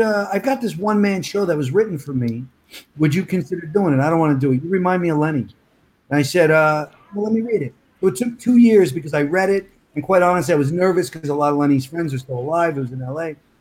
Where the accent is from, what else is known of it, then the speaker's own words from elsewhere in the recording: New York City, New York, United States; accent: Brooklyn; moved away; also born or lived in Woodbridge, New Jersey; I never lost the Brooklyn thing